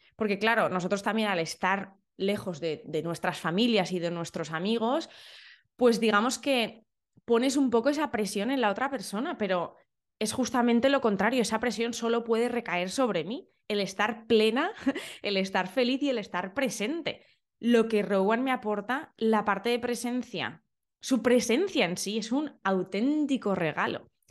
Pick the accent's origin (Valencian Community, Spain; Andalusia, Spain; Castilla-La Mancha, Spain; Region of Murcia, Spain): Valencian Community, Spain; Valencia; now in London, United Kingdom; yo soy de Valencia.